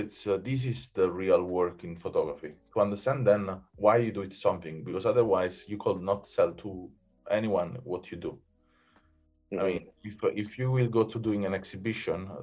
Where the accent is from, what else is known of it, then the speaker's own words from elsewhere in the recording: Naples, Campania, Italy; English is a second language; now in Berlin, Germany; I come from Naples